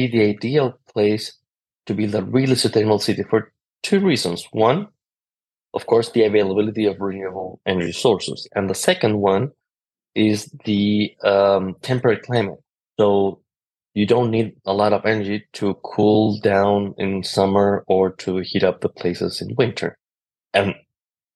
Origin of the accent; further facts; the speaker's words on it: Chile; moved away as an adult; now in Finland; I'm from Chile